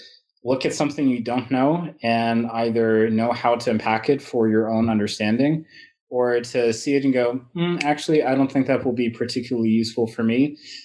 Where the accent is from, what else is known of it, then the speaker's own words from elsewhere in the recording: England, United Kingdom; born there; I come from, you know, I was born in England. My family has traveled quite a bit.